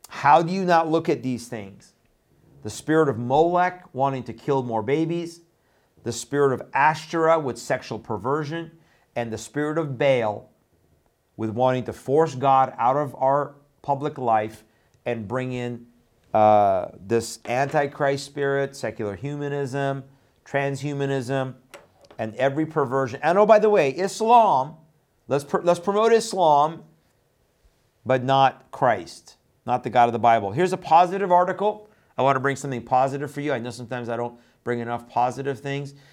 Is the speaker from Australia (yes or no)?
no; Canada; also born or lived in Iran; I grew up in Canada, uh, after I left Iran.